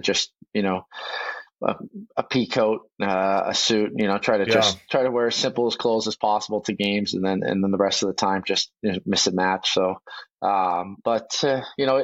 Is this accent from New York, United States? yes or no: no; Boston, Massachusetts, United States; now in Vancouver, Canada; I grew up in Boston